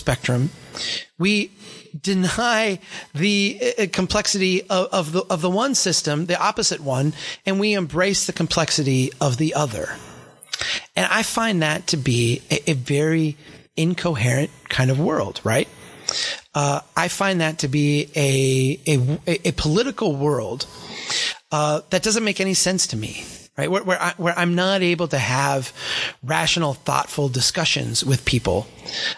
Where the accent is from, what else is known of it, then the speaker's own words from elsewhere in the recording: Brainerd, Minnesota, United States; Brainerd, my hometown here